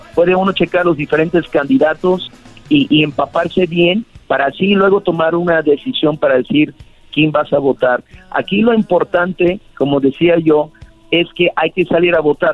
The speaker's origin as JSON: {"language": "Spanish", "country": "United States", "tie": "born or raised there", "also_born_or_lived": "Miami", "moved": "yes", "lives_now": "Mexico", "said": "yo que nací en Estados Unidos"}